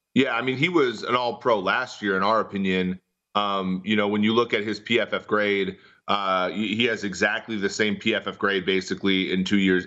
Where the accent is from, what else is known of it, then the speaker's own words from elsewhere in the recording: Minnesota, United States; growing up in Minnesota